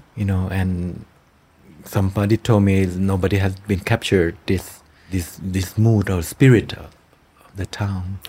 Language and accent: English; Thailand; Cemetery of Splendor that takes place in my hometown